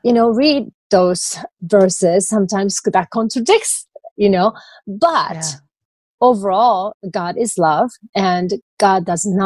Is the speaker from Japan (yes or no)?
yes; Japan; moved away; I grew up in Japanese culture.